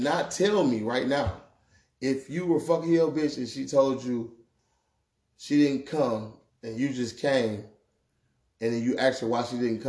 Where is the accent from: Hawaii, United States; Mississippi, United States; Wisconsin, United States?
Wisconsin, United States; Milwaukee; that's the way I talk. I'm from Milwaukee, Wisconsin, goddamn it. I talk like